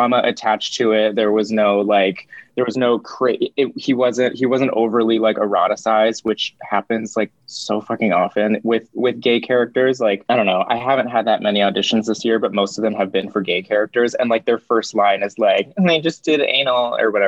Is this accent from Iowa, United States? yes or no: no; Lake Arrowhead, California, United States; I grew up in Lake Arrowhead, California